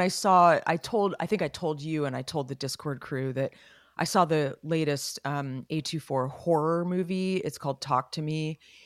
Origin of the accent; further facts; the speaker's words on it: Los Gatos, California, United States; we were growing up in Los Gatos